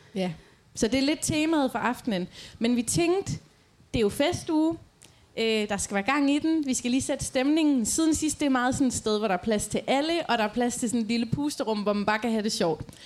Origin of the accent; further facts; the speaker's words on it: Aarhus, Central Denmark Region, Denmark; moved away as an adult; now in Djursland, Denmark; jeg kommer jo fra Rigskov her i Aarhus